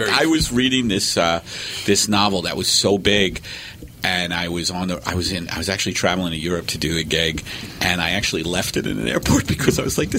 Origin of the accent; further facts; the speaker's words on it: Staten Island, New York, United States; that's a big where I grew up in Staten Island.